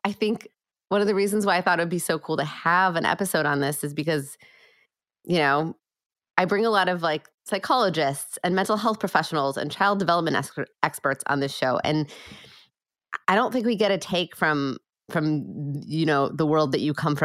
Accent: Minnesota, United States; growing up in Minnesota

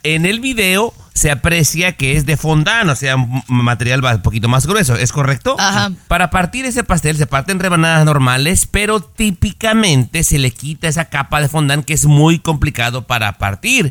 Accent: Mexico; mi opinión como mexicano

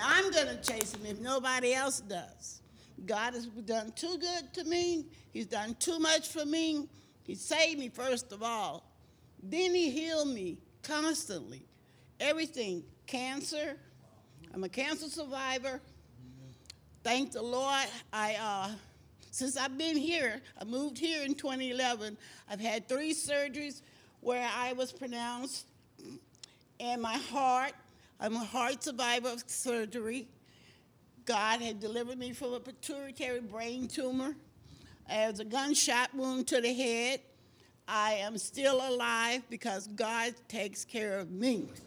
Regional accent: Houston, Texas, United States; I'm from Houston, Texas

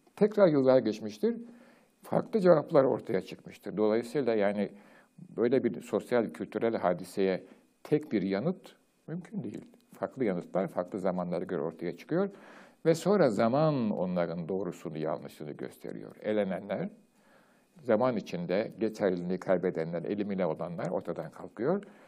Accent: Turkey; Türkiye'de doğdum, büyüdüm, yaşadım

